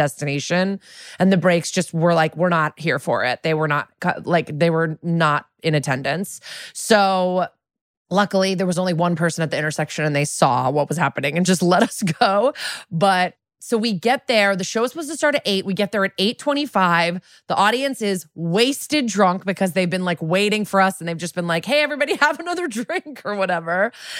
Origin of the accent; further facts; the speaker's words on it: New England, United States; And I'm like from New England. I know how to drive in the snow.